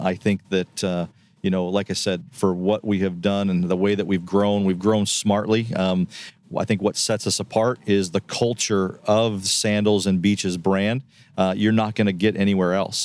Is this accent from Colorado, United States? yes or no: yes; Colorado, United States; I'm from Colorado